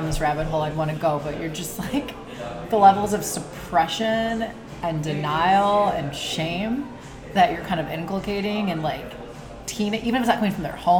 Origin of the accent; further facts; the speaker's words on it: Glendale, Wisconsin, United States; I grew up in Wisconsin, right outside Milwaukee, like the suburb, northern suburbs of Milwaukee.